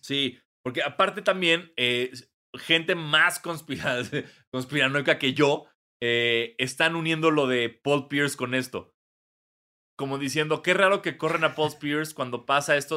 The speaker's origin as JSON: {"language": "Spanish", "country": "Mexico", "said": "como mexicano blanco"}